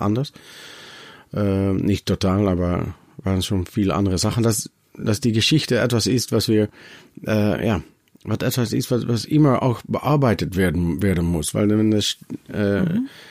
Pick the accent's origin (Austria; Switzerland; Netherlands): Netherlands; German is a second language; wir als Holländer nach Deutschland gehen